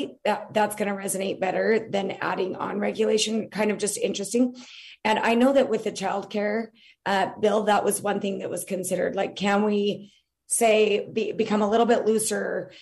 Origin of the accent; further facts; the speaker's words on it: Utah, United States; moved away as an adult; also born or lived in East Coast; I grew up in Utah, but lived in the East Coast for years